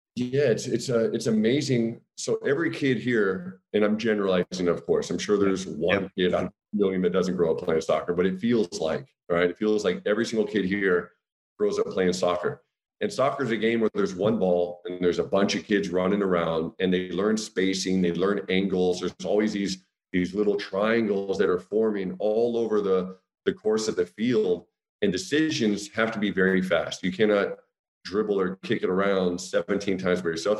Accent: United States; moved away as an adult; also born or lived in Austria; now in Germany; as an American

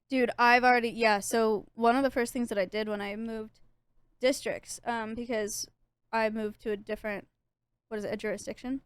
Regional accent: California, United States; now in Texas, United States; I'm from California

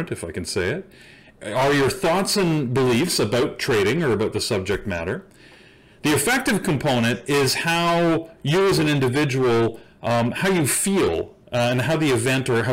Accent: Canada; I'm Canadian

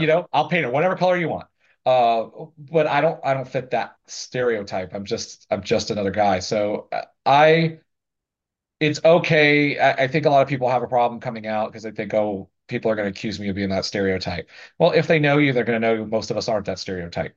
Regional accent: the South, United States; I grew up in the South in a very conservative area

